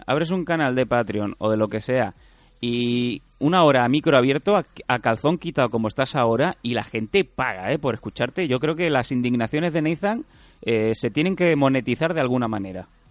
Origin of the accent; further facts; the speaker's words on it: Catalonia, Spain; accent: Catalan; el catalán, por mi zona, el inglés y tal